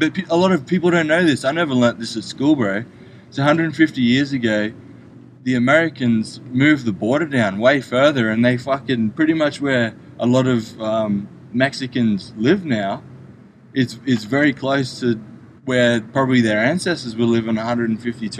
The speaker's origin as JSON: {"language": "English", "country": "Australia", "moved": "yes", "lives_now": "United States", "said": "I came from Australia"}